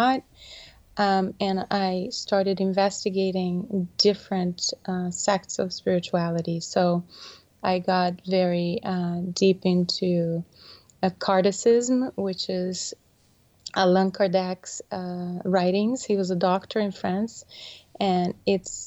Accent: Brazil; moved away; I was born in Brazil

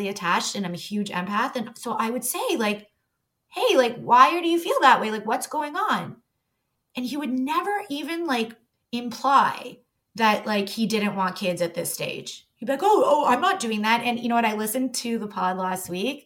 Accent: Toronto, Ontario, Canada; I grew up in Toronto

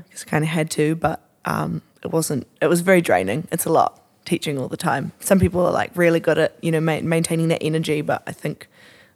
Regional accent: Auckland, New Zealand; I also grew up in Auckland. Super non-interesting. Shamefully, I grew up on the shore.

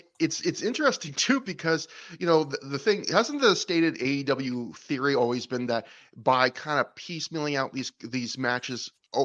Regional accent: Canada; Brett, I'm Canadian.

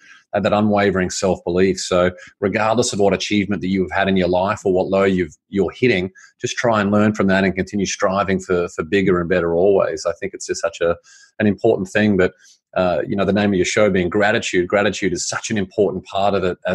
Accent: Australia; I grew up in Australia.

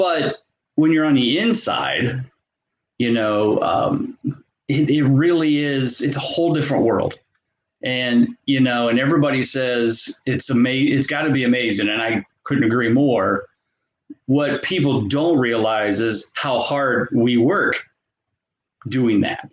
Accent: Canton, Ohio, United States; little Canton, Ohio, you know, I've lived here all my life. This is my hometown

